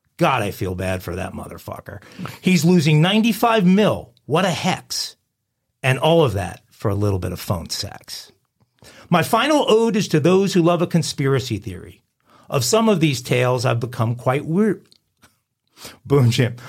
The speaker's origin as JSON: {"language": "English", "region": "New York", "country": "United States", "tie": "born or raised there", "said": "I grew up in New York, I'm a hardcore New York sports fans."}